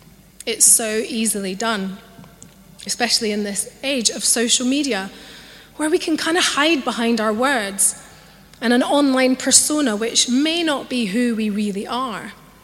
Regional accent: Scotland, United Kingdom; accent: Scottish; now in London, United Kingdom; I grew up in Scotland, and so I have a Scottish accent, although it's not as strong as it once was because I've lived in London for such a long time

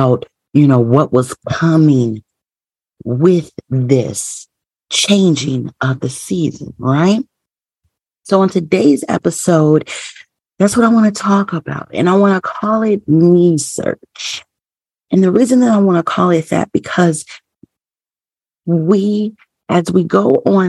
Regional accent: Midwest, United States; I'm a Midwest girl, born and raised in the Midwest

